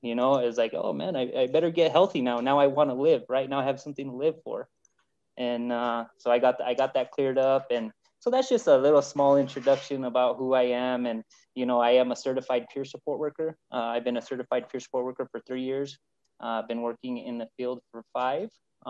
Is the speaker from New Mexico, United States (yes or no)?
yes; New Mexico, United States; From what you heard from my bio is that I'm from New Mexico. I've lived here my whole life, and I live New Mexico. I speak New Mexico and I eat New Mexico, right?